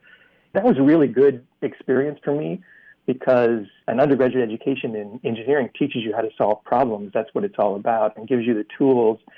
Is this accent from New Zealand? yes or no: no; central Iowa, United States; moved away; I grew up in Iowa, in central Iowa, and went to public school there